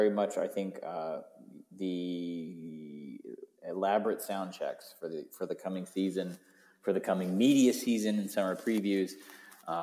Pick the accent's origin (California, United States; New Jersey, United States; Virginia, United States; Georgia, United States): Georgia, United States; also born or lived in Oxford, Mississippi; I'm from Georgia too.